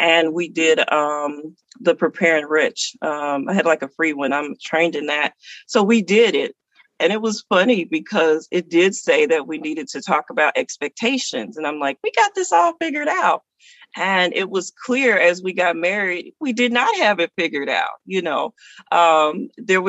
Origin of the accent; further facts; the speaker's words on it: the South, United States; I'm from the South